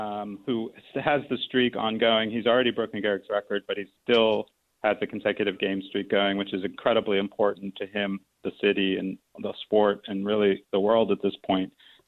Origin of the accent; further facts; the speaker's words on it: Baltimore, Maryland, United States; moved away; when he found out I was from Baltimore